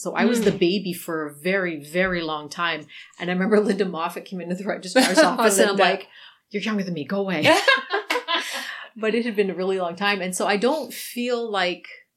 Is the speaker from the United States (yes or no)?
no; Sault Ste. Marie, Ontario, Canada; growing up in Sault Ste. Marie, it was basically a white town.